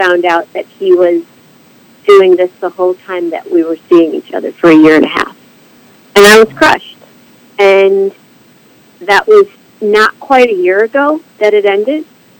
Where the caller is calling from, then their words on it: Berkeley, California, United States; I'm calling from Berkeley, California.